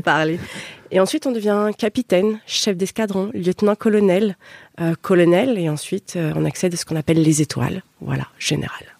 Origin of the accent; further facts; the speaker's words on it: Paris, Île-de-France, France; moved away as an adult; je suis francilienne. Hein, euh, même si j'ai quitté Paris après au euh, gré de ma carrière, voilà, moi, je, suis parisienne